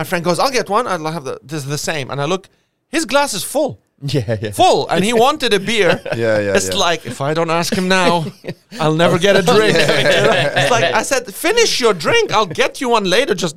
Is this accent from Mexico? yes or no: no; Lebanon; now in Australia; I came from Lebanon